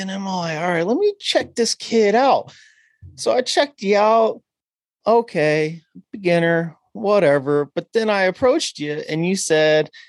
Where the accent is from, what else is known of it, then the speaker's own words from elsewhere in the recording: Lawton, Oklahoma, United States; born there; I was born in Lawton, so I know a little something about uh, Oklahoma, but I was just born there yeah. because my dad was in the service.